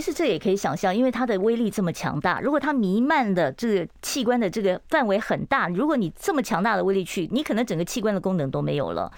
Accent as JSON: {"language": "Chinese", "region": "Tainan", "country": "Taiwan", "said": "我们是台南人"}